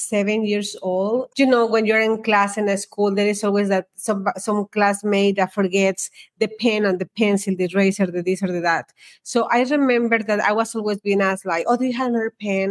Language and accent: English; Mexico; moved away as an adult; I was born in Mexico, and in that country, we don't have school loans